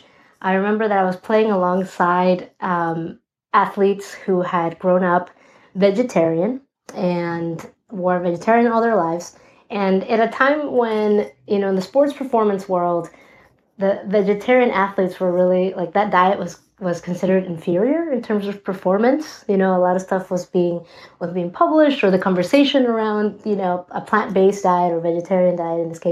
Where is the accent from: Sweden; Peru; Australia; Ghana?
Peru; Lima; also born or lived in Northborough, Massachusetts, United States / Loma Linda, California, United States; now in New York City, United States; I grew up in Lima, Peru